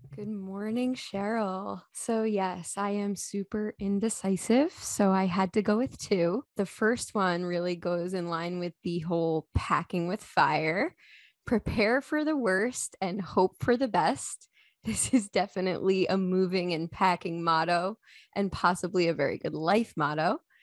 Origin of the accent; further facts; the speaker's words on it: Long Island, New York, United States; moved away as an adult; also born or lived in Alexandria, Virginia / Carlsbad, California; now in Saint Robert, United States; I was born and raised on Long Island in New York, where I lived for about twenty-seven years